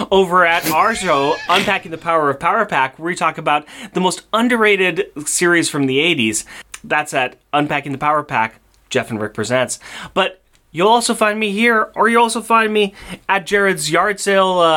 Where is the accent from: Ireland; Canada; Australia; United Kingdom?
Canada; I'm Canadian.